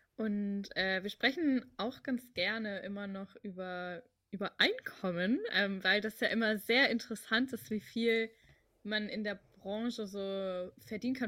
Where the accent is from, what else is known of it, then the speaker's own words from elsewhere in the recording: Hamburg, Germany; also ich komme aus Hamburg, ich bin auch hier geboren und mhm. ich bin natürlich Hamburgerin